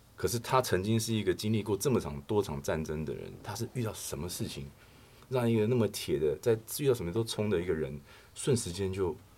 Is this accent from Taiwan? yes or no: yes; Taiwan; 对我们台湾人来讲啊